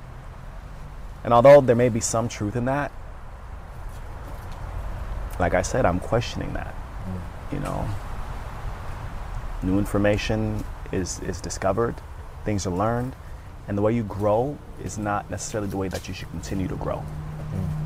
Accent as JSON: {"language": "English", "country": "Sierra Leone", "tie": "born or raised there", "said": "I was born in Sierra Leone, West Africa."}